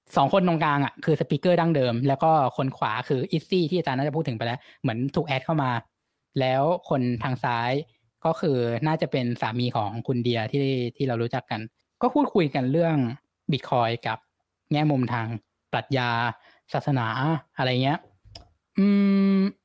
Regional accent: Thailand; กูอยู่ประเทศไทยแต่เกิด

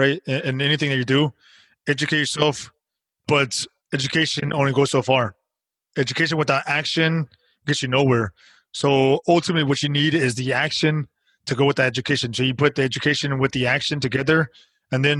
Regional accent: United States; We're American

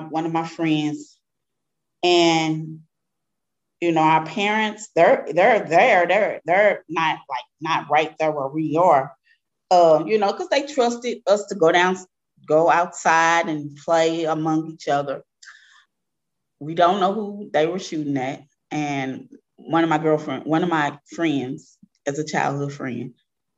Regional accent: Darst-Webbe Housing Project, 14th and Lafayette, Missouri, United States; I grew up in Doris Webby Housing Project. It's on 14th and Lafayette, near downtown area.

